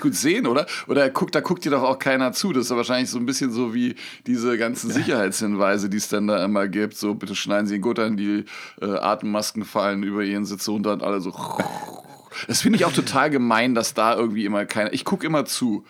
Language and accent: German; Berlin, Germany; Ich bin nicht in Neukölln, ich bin in Kreuzberg aufgewachsen